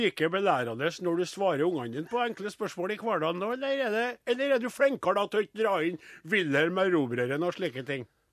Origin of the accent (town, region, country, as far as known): Trøndelag, Norway; accent: Trøndersk